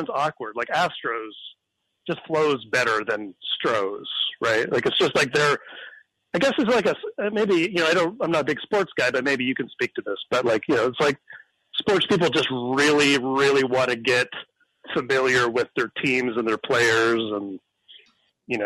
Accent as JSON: {"language": "English", "country": "Canada", "tie": "born or raised there", "moved": "yes", "said": "I grew up in Canada"}